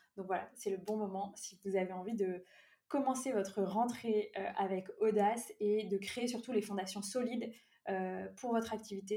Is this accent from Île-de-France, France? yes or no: no; near Brittany, France; moved away as an adult; also born or lived in Lyon region; je vis actuellement euh, en Bretagne, près de là où j'ai grandi, après avoir euh, euh, beaucoup développé mes activités dans le sud-est, notamment dans la région lyonnaise